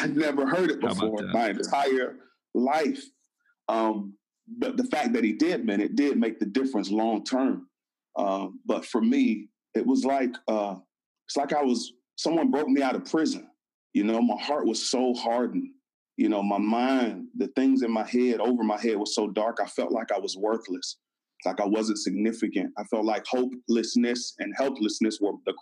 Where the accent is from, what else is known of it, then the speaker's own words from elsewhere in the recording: Florida, United States; moved away as an adult; now in Atlanta, United States; I'm from Florida